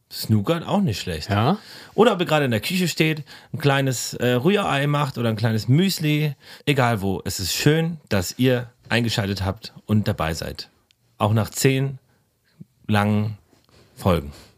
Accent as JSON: {"language": "German", "region": "Berlin", "country": "Germany", "tie": "born or raised there", "said": "der Tierpark ist in der Kartors, wo ich aufgewachsen bin"}